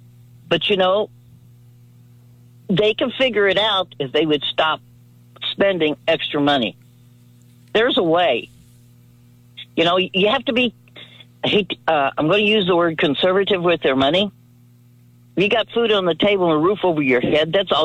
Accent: Missouri, United States; I'm from Missouri, I don't get it.

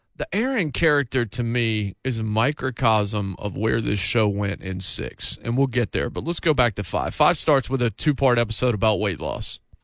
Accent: Martinsville, United States; moved away; also born or lived in North Carolina / South Carolina / Kentucky; my hometown of Martinsville

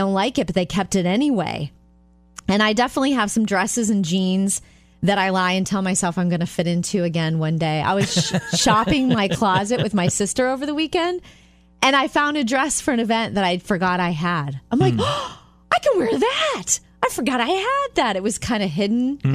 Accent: Jupiter, Florida, United States; I grew up in Jupiter, Florida.

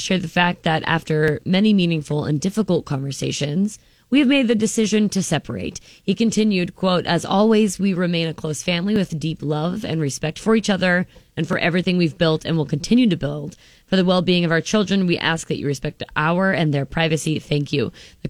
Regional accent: Nebraska, United States; Just because I'm from Nebraska? No way.

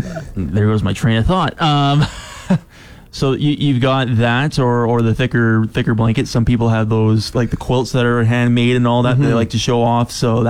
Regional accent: Calgary, Alberta, Canada; me growing up in the Calgary area, where you had over a million people and businesses.

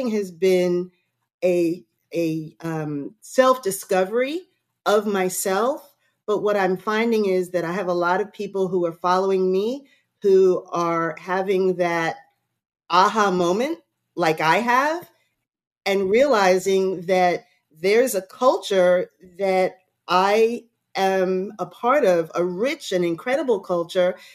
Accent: New York, United States; moved away as an adult; also born or lived in Florida; now in Hilton Head, United States; until I moved to South Carolina, because I was born in New York

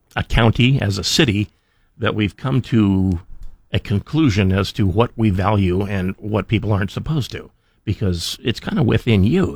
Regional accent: Idaho, United States; I've lived in Idaho for, well, by and next week it'll be 57 years

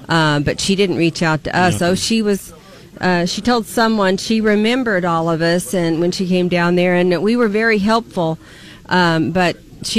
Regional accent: United States; also born or lived in Arizona; as an American

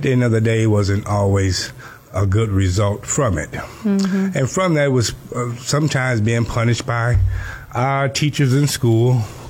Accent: Cairo, Georgia, United States; now in Miami, United States; I was born in Cairo, Georgia, a little small place in Georgia, not too far from Tallahassee. And I was raised by my grandmother for the most part, living in Georgia

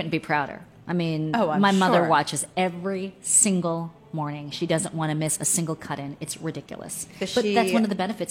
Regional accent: Maryland, United States; also born or lived in South Korea; I'm a total local girl. Right. I grew up in Prince George's County and Montgomery County, and mm-hmm. I went to the University of Maryland.

